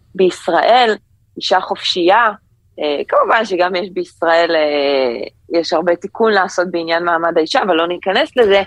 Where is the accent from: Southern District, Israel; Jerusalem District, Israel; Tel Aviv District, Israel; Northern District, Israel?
Tel Aviv District, Israel; Ramat HaSharon; now in New York, United States; אני גדלתי ברמת השרון